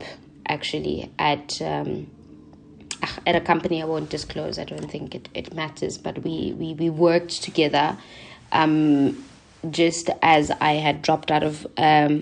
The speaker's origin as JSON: {"language": "English", "town": "Soweto", "region": "Gauteng", "country": "South Africa", "tie": "born or raised there", "said": "I'm born and bred in Soweto"}